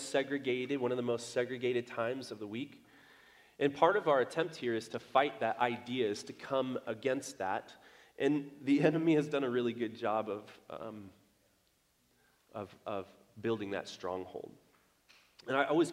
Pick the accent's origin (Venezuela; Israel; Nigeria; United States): United States; I was born in America. I was raised in America